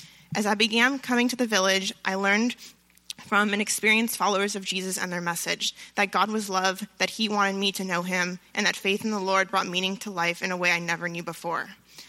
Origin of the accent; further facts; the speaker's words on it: France; also born or lived in Los Angeles; So I grew up in France and in Los Angeles